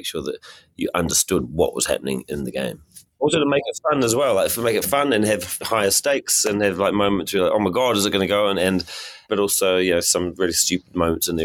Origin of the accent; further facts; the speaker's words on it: New Zealand; I'm from New Zealand